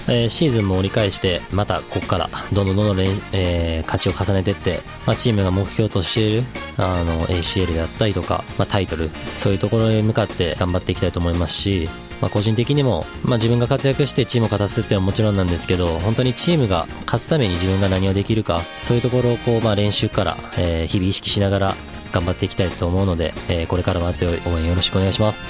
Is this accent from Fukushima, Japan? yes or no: no; Kyoto, Japan; also born or lived in Hokkaido; now in Sapporo, Japan; 僕も嫁もね、あの、まあ京都出身っていうのもありますし